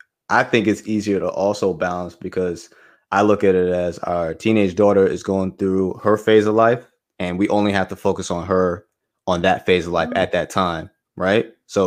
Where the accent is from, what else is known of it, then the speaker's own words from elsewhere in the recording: Bronx, New York, United States; born there; My wife and I, we're both from the Bronx. So we're born there.